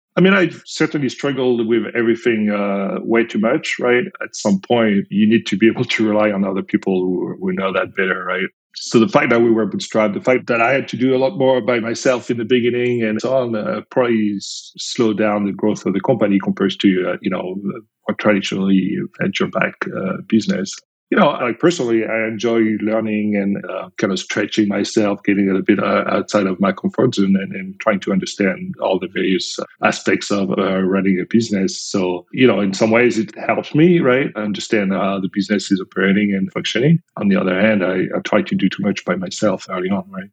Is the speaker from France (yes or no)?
yes; France; accent: French; English is a second language; moved away as an adult; now in United States; I'm originally from France, as you can probably tell with my accent